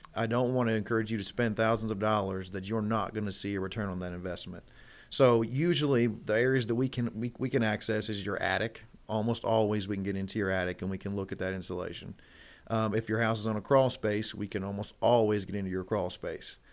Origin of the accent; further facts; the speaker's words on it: Elizabethtown, Kentucky, United States; also born or lived in Louisville, Kentucky; we're based here in, in, in Louisville, but I grew up in Elizabethtown. Uh, that's, that's what I call home